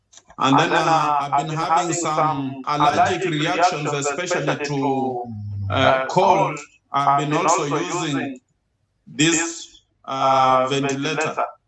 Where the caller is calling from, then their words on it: Kenya; I'm calling from Kenya, East Africa.